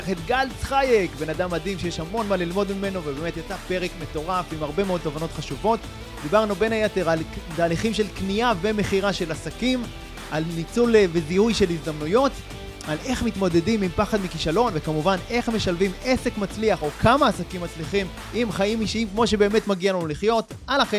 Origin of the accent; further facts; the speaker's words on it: Kfar Saba, Central District, Israel; אני גדלתי בכפר סבא, זה ממש מעבר לכביש מהוד